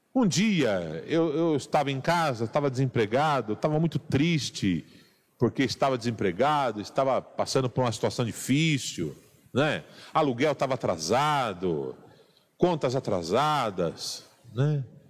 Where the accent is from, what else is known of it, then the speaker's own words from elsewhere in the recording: São Paulo, Brazil; Sou é, paulistano